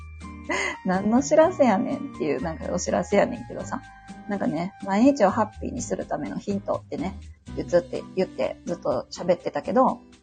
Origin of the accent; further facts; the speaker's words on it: Osaka, Japan; accent: Kansai dialect; ところどころね、関西弁が出ると思うんですけど、えっと、大阪出身になります。